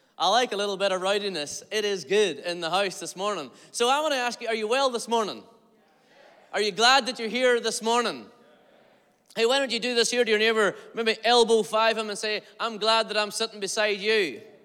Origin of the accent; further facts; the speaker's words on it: Derry, Northern Ireland, United Kingdom; I'm from Derry, Stroke, Londonderry, Northern Ireland